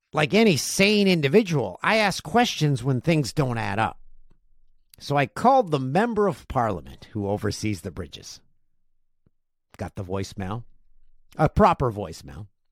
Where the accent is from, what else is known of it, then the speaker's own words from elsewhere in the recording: Peterborough, Ontario, Canada; in my hometown of Peterborough, Ontario